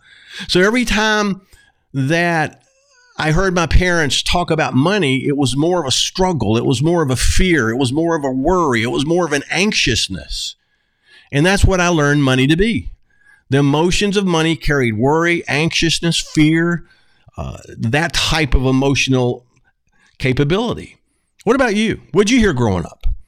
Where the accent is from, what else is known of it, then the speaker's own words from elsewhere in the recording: the South, United States; I'm from the South